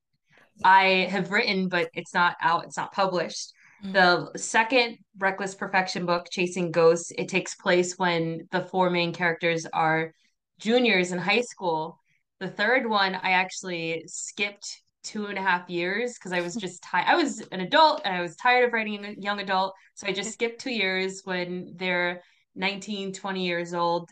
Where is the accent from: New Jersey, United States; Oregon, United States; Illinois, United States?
New Jersey, United States; now in Florida, United States; I was born and raised in New Jersey